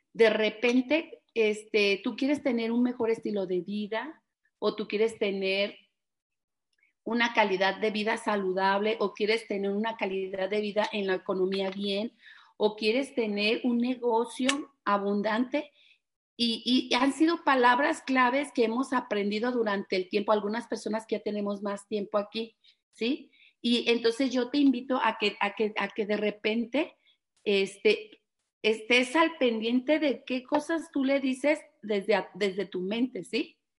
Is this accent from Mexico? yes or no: yes; Guadalajara, Jalisco, Mexico; somos de aquí de Guadalajara